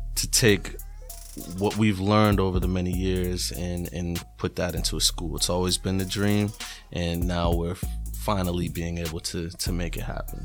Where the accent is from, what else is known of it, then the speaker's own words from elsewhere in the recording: New England, United States; I'm from New England